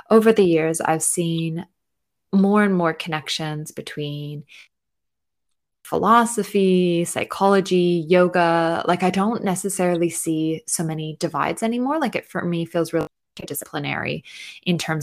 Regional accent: Canada; I went to university in Canada, I am Canadian

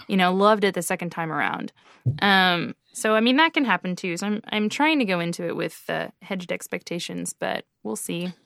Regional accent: Canada; being Canadian

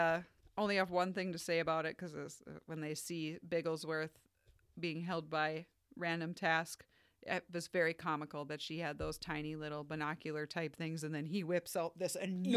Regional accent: Canada; I'm from Canada.

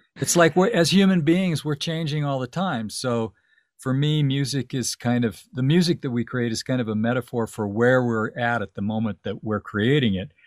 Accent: Tucson, Arizona, United States; moved away as an adult; also born or lived in Los Angeles; now in Santa Fe, United States; I grew up in Tucson. I lived in Tuc-, I moved to Tucson when I was seven years old.

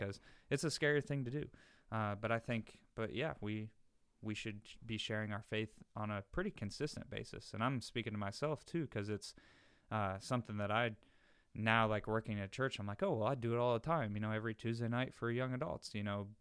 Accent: the North, United States; moved away; I'm from the North

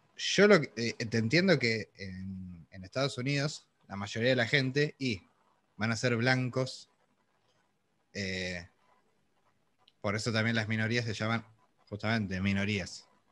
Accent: Argentina; nosotros somos argentinos

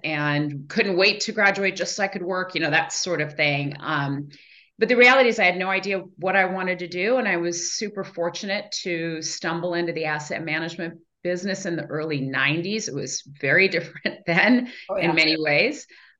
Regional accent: Iran; born there; I'm the oldest of four girls. I was born actually in Iran.

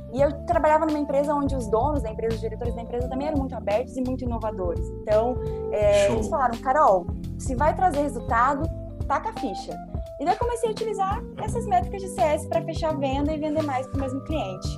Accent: Foz do Iguaçu, Paraná, Brazil; also born or lived in Poland / Rio de Janeiro; Eu sou de Foz do Iguaçu, né, natural do Paraná

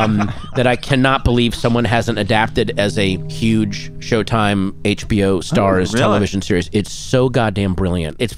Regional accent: Virginia, United States; growing up in Virginia

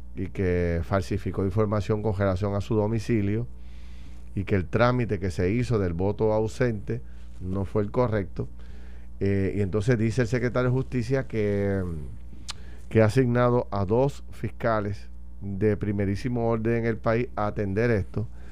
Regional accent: Puerto Rico; debemos sentirnos como puertorriqueños

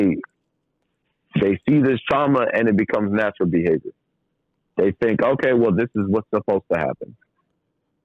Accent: New York City, New York, United States; also born or lived in Trinidad and Tobago; I'm from New York City, and I was, you know, originally born in Trinidad, raised in New York City

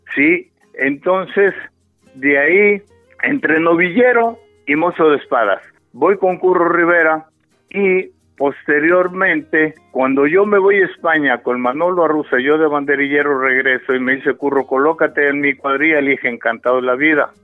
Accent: San Luis Potosí, Mexico; Mis abuelos maternos fueron guardaplaza de la Plaza de Toros de aquí, el Paseo de San Luis Potosí. Ahí vivían, obviamente, mis padres y nacimos en la Plaza de Toros tu servidor

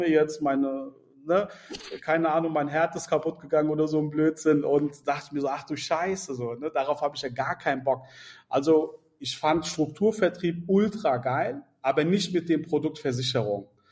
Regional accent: Mainz, Rhineland-Palatinate, Germany; ich bin in Mainz aufgewachsen, ich bin in Mainz auch geboren

